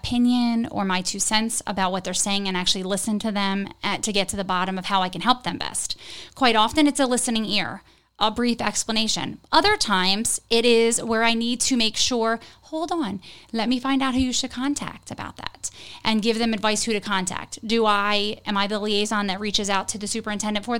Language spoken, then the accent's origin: English; Port Republic, New Jersey, United States; also born or lived in Galloway; now in Hammonton, United States; I grew up in Port Republic.